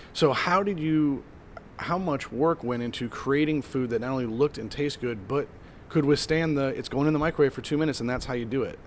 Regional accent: Midwest, United States; I grew up in the Midwest

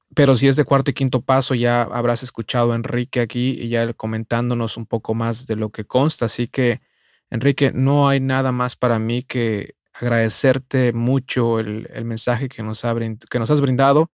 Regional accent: Mexico; de nacimiento como muchos mexicanos, católico

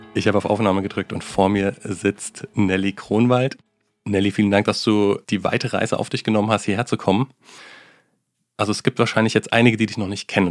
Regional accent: Germany; Ich als Deutscher

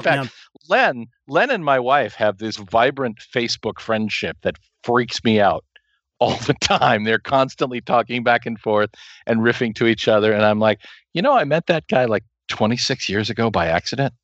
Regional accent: Kansas, United States; also born or lived in Hays, Kansas; I come from a small town in the middle of nowhere in the middle of Kansas

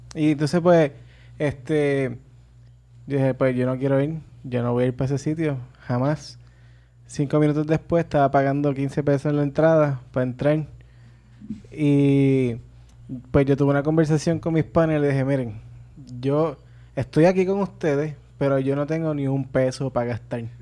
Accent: Arecibo, Puerto Rico; yo soy de Arecibo

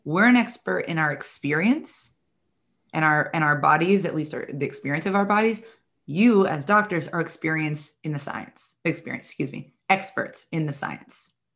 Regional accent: New York City, New York, United States; I'm from the New York City area

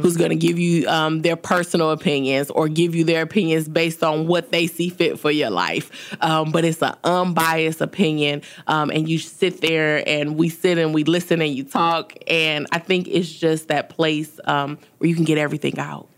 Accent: Detroit, Michigan, United States; moved away as an adult; also born or lived in New Orleans / Baton Rouge; now in Houston, United States; I was born and raised in Detroit, Michigan.

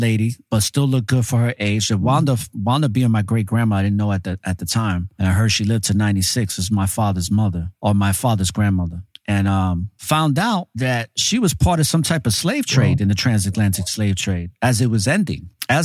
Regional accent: New York City, New York, United States; A lot of us growing up in New York City, in the Bronx, especially the Latinos

